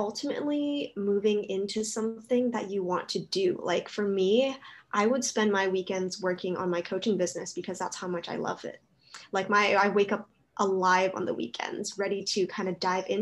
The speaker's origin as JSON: {"language": "English", "area": "Oahu", "region": "Hawaii", "country": "United States", "tie": "born or raised there", "said": "I'm originally from here. So Oahu, Hawaii, that's where I was born. And I've lived here my whole life"}